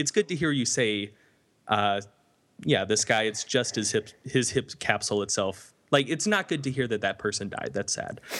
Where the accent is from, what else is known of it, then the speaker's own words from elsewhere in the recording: North Carolina Piedmont, United States; I come from the North Carolina, Piedmont